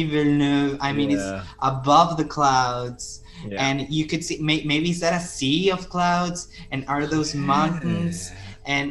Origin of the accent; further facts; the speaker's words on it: Zulia, Venezuela; moved away; I'm an immigrant. I'm from Venezuela